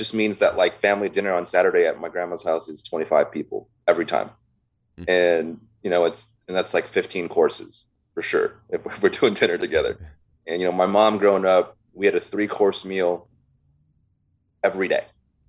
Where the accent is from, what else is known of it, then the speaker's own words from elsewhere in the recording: Los Angeles, California, United States; I was born and raised in the Valley here in LA. My family immigrated here from Vietnam.